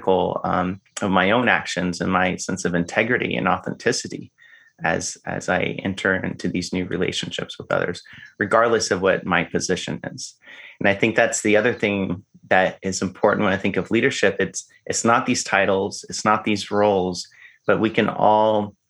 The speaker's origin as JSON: {"language": "English", "area": "the South", "region": "Arkansas", "country": "United States", "tie": "born or raised there", "said": "I grew up in the South. And in the South, we have boy state and girl state"}